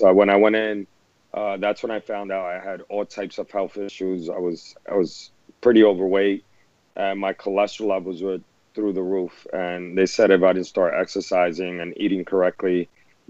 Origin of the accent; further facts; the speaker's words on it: New York City, New York, United States; my experiences growing up in the Lower East Side